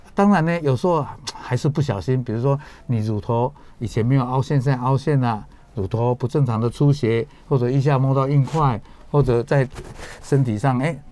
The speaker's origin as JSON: {"language": "Chinese", "country": "Taiwan", "said": "我们台湾人"}